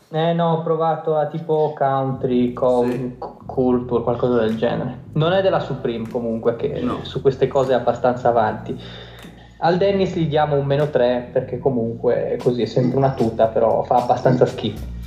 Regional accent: Liguria, Italy; io sono anche ligure da un certo punto di vista

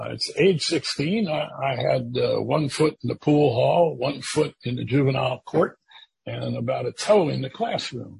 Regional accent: Washington, District of Columbia, United States; also born or lived in Silver Spring, Maryland; I was born in Washington and grew up in the city itself until I was 11. We moved to Silver Spring, Maryland, adjacent to the district

